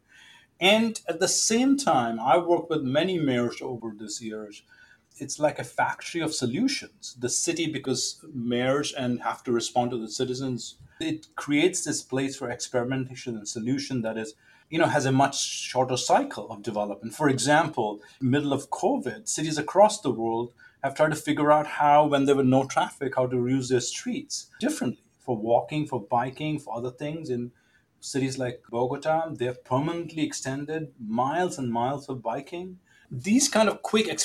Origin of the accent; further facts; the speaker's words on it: Delhi, India; moved away; I grew up in Delhi, and now I look back, maybe lower middle class neighborhood